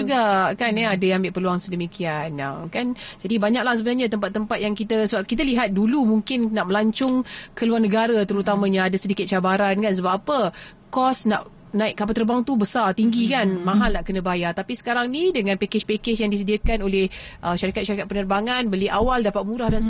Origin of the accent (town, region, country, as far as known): Malaysia